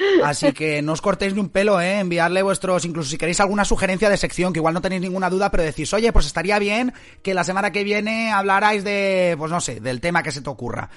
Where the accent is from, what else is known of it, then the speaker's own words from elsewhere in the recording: Valencian Community, Spain; now in Scotland, United Kingdom; yo soy valenciano